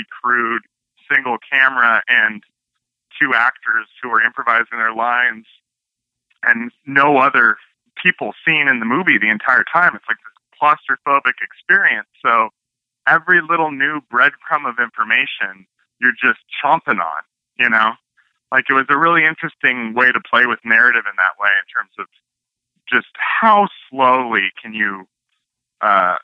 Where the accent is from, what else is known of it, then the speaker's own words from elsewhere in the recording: Northern California, United States; moved away as an adult; now in Los Angeles, United States; I'm from Northern California originally.